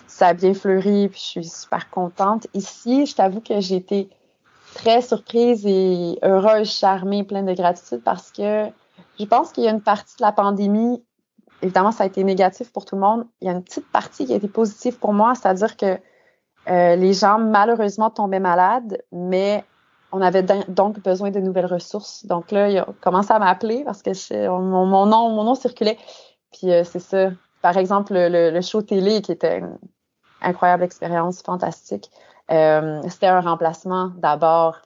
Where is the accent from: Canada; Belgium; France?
Canada; Saint-Paul-de-Joliette, Quebec; moved away as an adult; also born or lived in Saint-Charles-Borromée / Montreal; now in Hamburg, Germany; je suis une fille de Saint-Paul-de-Joliette, donc j'ai fait toute ma mon enfance à Saint-Paul.